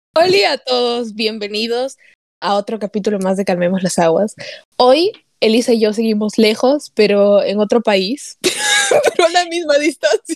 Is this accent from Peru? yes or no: yes; Peru; moved away; I'm Peruvian no, o sea, porque soy peruvian